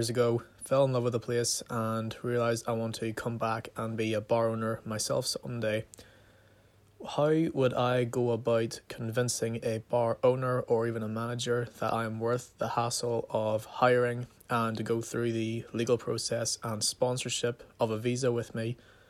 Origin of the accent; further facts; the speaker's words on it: United Kingdom; I am from the United Kingdom.